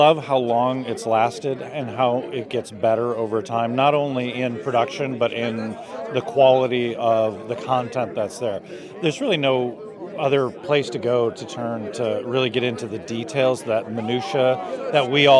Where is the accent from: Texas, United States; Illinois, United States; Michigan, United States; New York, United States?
Illinois, United States; Chicago; Chicago, or just outside.